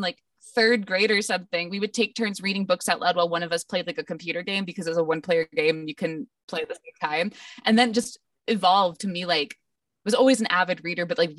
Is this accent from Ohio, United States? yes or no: yes; Ohio, United States; moved away as an adult; now in Texas, United States; I'm from Ohio originally.